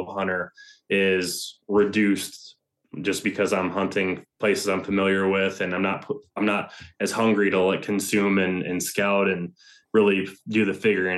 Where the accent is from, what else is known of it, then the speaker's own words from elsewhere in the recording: Ohio, United States; which was here in my home state of Ohio.